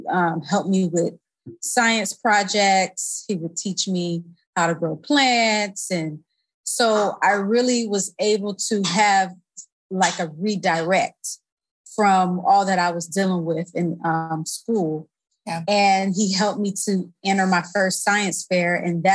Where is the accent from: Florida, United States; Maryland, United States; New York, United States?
Florida, United States; Tallahassee; I grew up in Tallahassee, Florida.